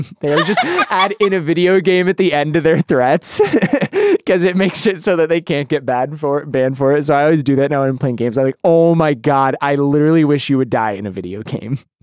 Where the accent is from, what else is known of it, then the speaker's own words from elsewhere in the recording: Boise, Idaho, United States; moved away as an adult; now in Los Angeles, United States; I grew up in Boise